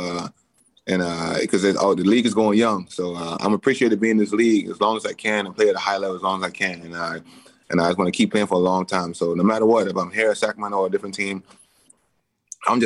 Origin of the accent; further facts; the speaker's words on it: Bahamas; moved away; I grew up in the Bahamas.